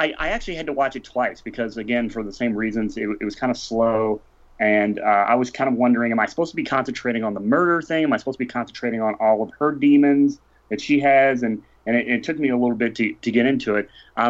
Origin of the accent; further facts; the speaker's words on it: St. Louis, Missouri, United States; being the only guest who's actually from St. Louis